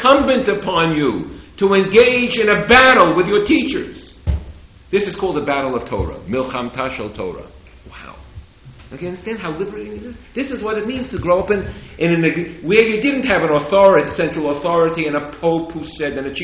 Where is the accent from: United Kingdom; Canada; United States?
United States; I grew up in America, but I grew up in a modern Orthodox home